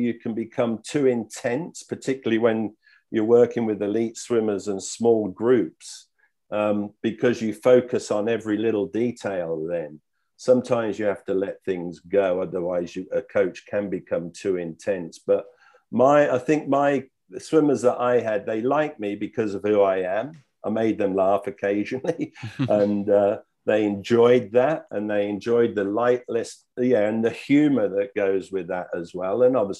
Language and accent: English; United Kingdom; now in Australia; And what I observed when I came from Britain is that Australia has a winning mentality.